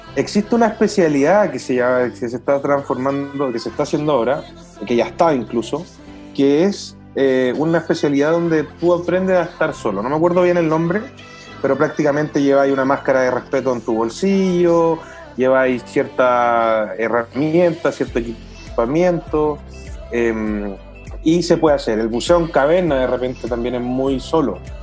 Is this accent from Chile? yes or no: yes; Chile; como buen chileno, nos tocó el agua fría